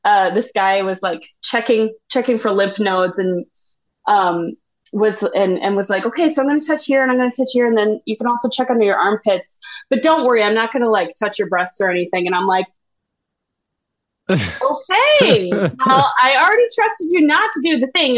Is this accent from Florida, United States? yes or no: no; Owatonna, Minnesota, United States; now in Bloomington, United States; I am from Owatonna, Minnesota, which is about 45 minutes south, directly south of the cities